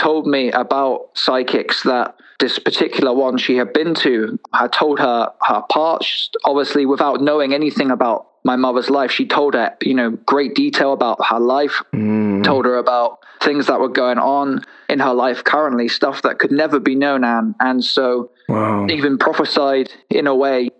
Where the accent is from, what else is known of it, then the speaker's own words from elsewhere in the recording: south coast of England, United Kingdom; I grew up in England, so I'm from the south coast of England